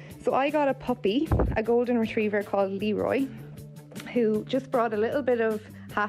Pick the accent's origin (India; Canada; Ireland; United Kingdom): Ireland; Sligo, Connacht; I'm from Sligo.